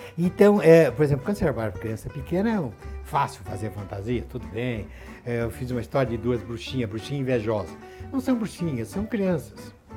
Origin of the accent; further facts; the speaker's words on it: Santos, São Paulo, Brazil; Quando eu estudava na minha cidade de Santos, onde eu nasci